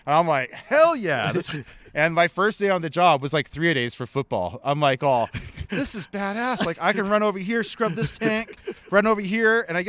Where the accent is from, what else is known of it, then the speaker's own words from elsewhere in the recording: Honolulu, Hawaii, United States; born and raised in Honolulu, part Hawaiian, so … by my great-grandmother who raised me.